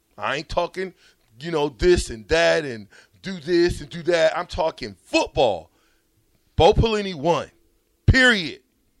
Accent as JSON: {"language": "English", "region": "Nebraska", "country": "United States", "said": "I say I'm from Nebraska, of course they're looking at me like, y'all got black people in Nebraska? Yeah, we got black people in Nebraska."}